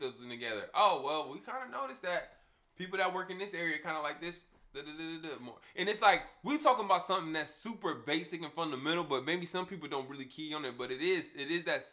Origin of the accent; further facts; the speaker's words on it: United States; being American